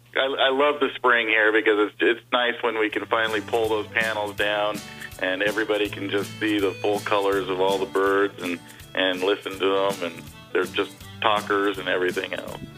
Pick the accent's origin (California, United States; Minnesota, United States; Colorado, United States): California, United States; Burbank; moved away as an adult; now in Las Vegas, United States; I grew up in Burbank, California.